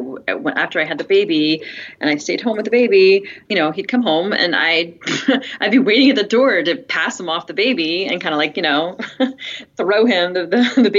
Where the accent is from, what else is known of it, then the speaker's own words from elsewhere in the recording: United States; moved away as an adult; also born or lived in Tel Aviv, Israel; now in Israel; I grew up in the States to modern Orthodox family